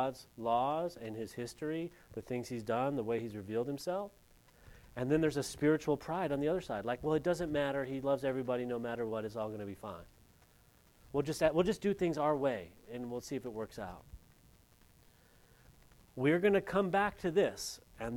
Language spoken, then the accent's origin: English; California, United States; moved away; I'm from California public school